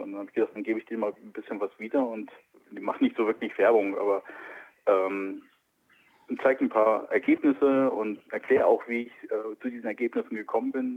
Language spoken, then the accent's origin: German; Wilhelmshaven, Lower Saxony, Germany; also born or lived in Kiel; now in Berlin, Germany; ich komme nicht aus Hamburg, ich bin in Wilhelmshaven aufgewachsen.